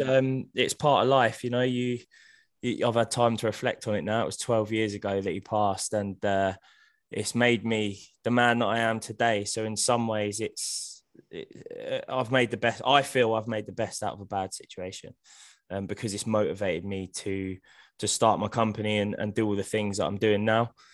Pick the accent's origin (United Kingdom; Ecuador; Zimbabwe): United Kingdom; Hemel Hempstead, East of England; I was born in Hemel Hempstead. I, I still live there now